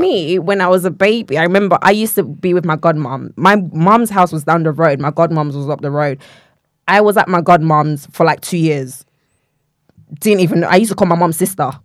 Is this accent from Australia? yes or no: no; Nigeria; moved away; I grew up in Nigeria